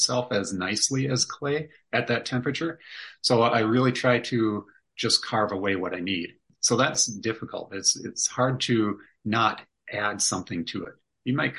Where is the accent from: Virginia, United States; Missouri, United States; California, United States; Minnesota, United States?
Minnesota, United States; we're from Minnesota